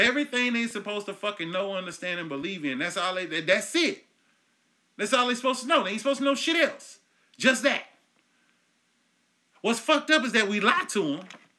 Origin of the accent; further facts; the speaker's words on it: Enid, Oklahoma, United States; my hometown here up in Enid, Oklahoma